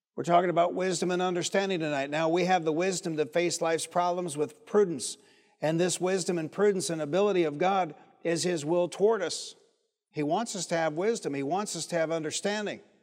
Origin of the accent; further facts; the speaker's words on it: Detroit, Michigan, United States; also born or lived in Highland Park, Michigan; I'm from Detroit.